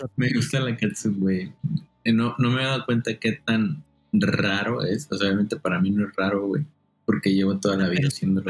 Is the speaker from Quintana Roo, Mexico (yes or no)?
yes; Quintana Roo, Mexico; moved away; soy de Quintana Roo